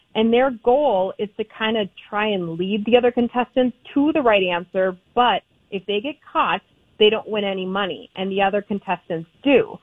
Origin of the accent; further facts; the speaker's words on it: Minnesota, United States; accent: Minnesota; my Minnesota accent